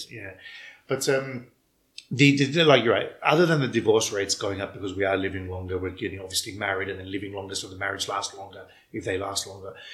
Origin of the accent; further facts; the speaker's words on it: Melbourne, Victoria, Australia; accent: Melbourneian ethnic accent; moved away as an adult; now in Cyprus; I grew up in Melbourne